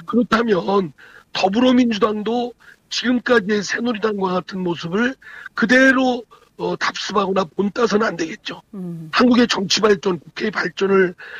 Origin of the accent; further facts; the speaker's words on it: Chungcheong, South Korea; 제가 충청권 출신입니다